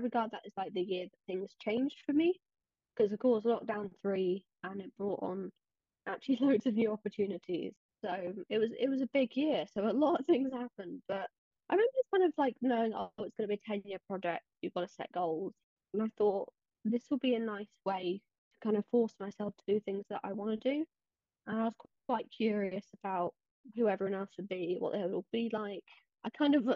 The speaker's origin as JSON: {"language": "English", "region": "England", "country": "United Kingdom", "said": "I'm 18. I'm from England."}